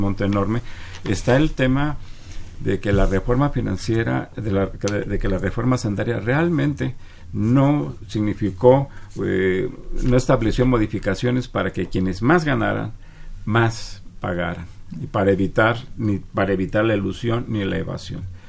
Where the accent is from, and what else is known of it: Mexico